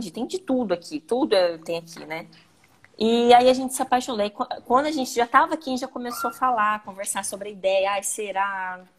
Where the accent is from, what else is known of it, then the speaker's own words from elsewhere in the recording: Londrina, Paraná, Brazil; now in Madeira, Portugal; Eu sou de Londrina, Paraná, né? Sou lá do Paraná. E agora eu moro aqui na Ilha da Madeira, em Portugal.